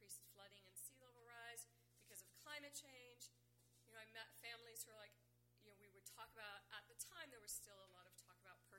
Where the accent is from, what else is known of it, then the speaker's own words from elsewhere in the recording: Houston, Texas, United States; moved away; I grew up in Houston out west.